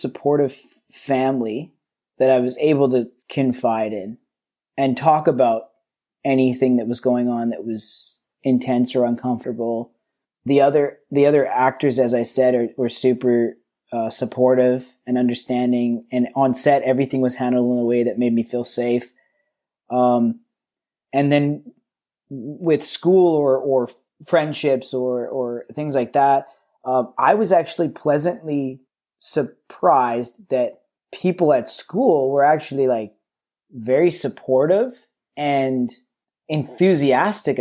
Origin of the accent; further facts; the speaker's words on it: Vancouver, British Columbia, Canada; I grew up in the West End of Vancouver